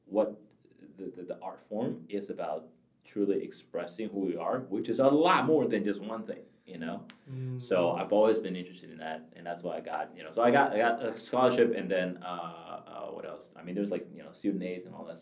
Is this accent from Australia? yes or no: no; Taiwan; also born or lived in Michigan, United States; now in California, United States; I grew up in Taiwan, so I know Chinese